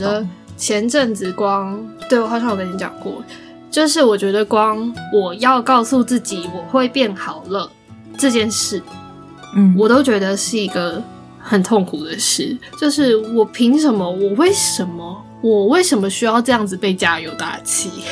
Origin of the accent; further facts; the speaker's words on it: Taiwan; 在台湾，身为一个台湾人